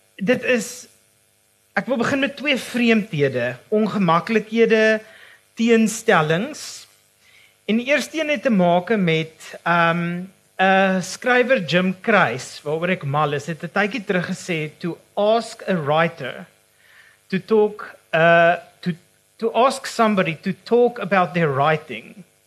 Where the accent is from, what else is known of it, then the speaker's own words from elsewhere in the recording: Johannesburg, Gauteng, South Africa; moved away; ek as 'n transplante Joburger